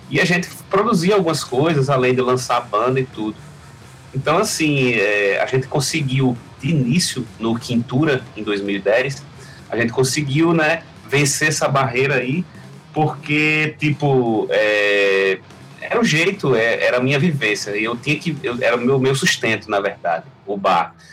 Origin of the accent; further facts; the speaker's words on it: Natal, Rio Grande do Norte, Brazil; moved away as an adult; now in Mossoró, Brazil; eu sou de Natal, nascido. eu sou de Natal você... e moro aqui em Mossoró, vai fazer 11 anos agora.